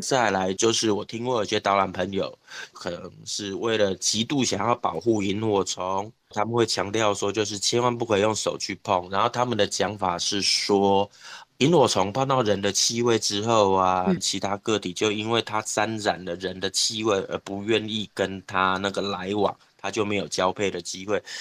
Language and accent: Chinese; Taichung, Taiwan; 我其实是生活在台中市市区，就是台中市火车站附近，就旧市区长大的小孩